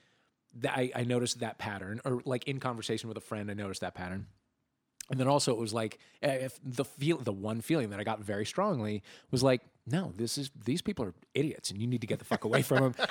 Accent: St. Louis, Missouri, United States; moved away as an adult; I grew up in St. Louis.

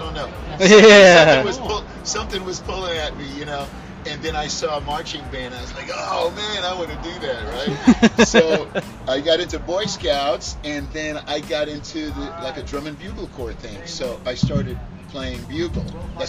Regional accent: New York City, New York, United States; also born or lived in Port-au-Prince, Haiti; now in Central Florida, United States; It goes all the way back from where I was born in the islands. I'm from Haiti originally, Port-au-Prince, and I came here when I was about 8 years old, moved to New York City.

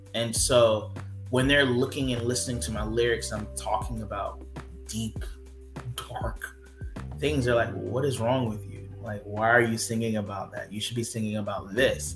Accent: Thomasville, Georgia, United States; I'm from Thomasville, Georgia. So like we live like literally on the Florida Georgia line.

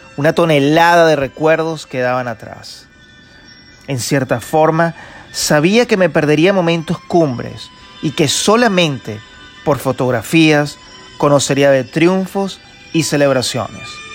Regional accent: Venezuela; moved away as an adult; now in Tulsa, United States

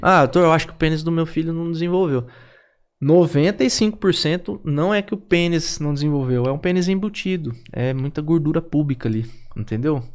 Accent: interior of São Paulo, Brazil; moved away; eu sou de São Paulo, sou do interior de São Paulo. Um dos motivos que eu não quis ficar lá em São Paulo foi por conta disso

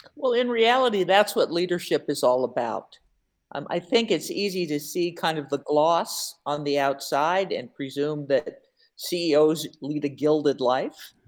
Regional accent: Seattle, Washington, United States; now in Milwaukee, United States; I'm originally from Seattle.

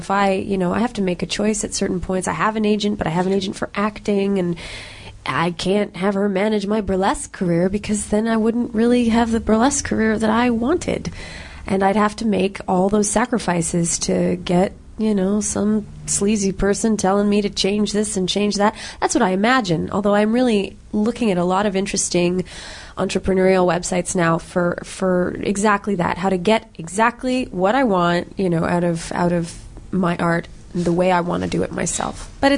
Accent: Canada; We're all Canadian performers, and this art form really is an American kind of traditional art form. I mean, we had burlesque here in Montreal in the 20s and 30s, 40s.

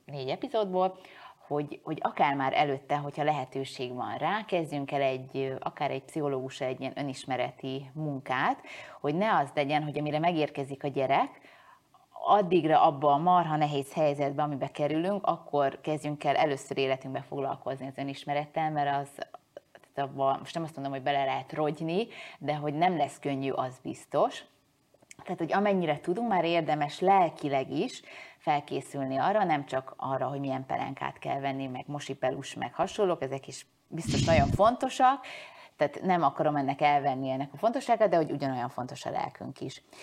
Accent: Hungary; én most magyar vagyok-e, ha elköltözöm

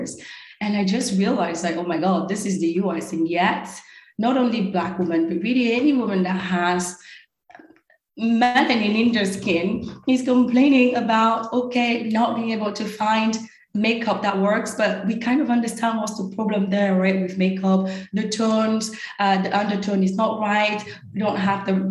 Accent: Normandy, France; first language French; English is a second language; moved away as an adult; also born or lived in Paris / Cameroon; now in New York City, United States; I grew up in a really secluded area in Normandy.

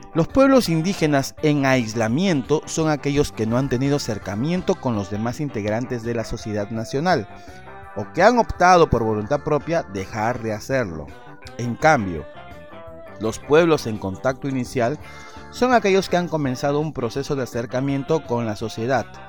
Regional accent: Peru; soy original del Perú

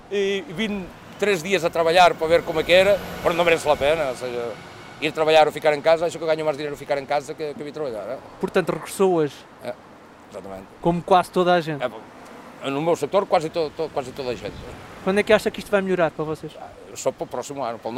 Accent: Spain; now in Lisbon, Portugal; eu sou espanhol.

